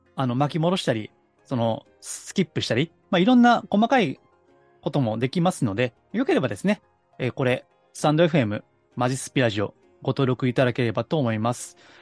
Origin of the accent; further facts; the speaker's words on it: Kansai, Japan; accent: Kansai dialect; 関西弁もね、もともと関西の出身ですから